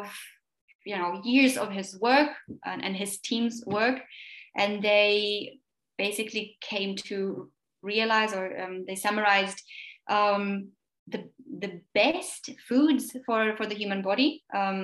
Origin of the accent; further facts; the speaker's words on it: Slovakia; English is a second language; I'm from Slovakia